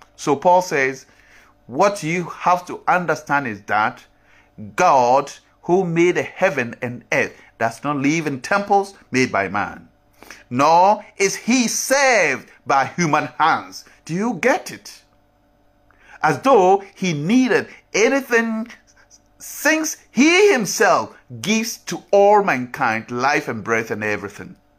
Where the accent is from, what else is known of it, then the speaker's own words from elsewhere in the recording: Ghana; As me, as a Ghanaian, have my culture